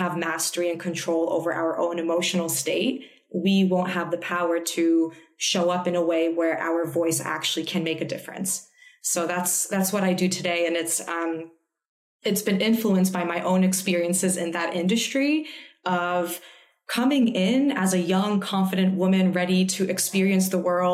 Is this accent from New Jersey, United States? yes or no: yes; New Jersey, United States; moved away as an adult; also born or lived in Manhattan; now in Australia; I am Polish American, first generation in America, born and raised in New Jersey.